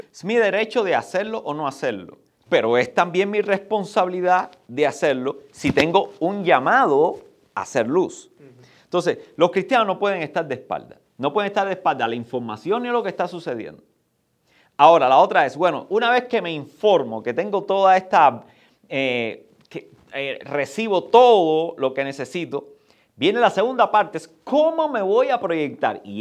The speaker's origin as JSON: {"language": "Spanish", "country": "Cuba", "said": "Pero ahora, vayamos, porque nosotros venimos de Cuba."}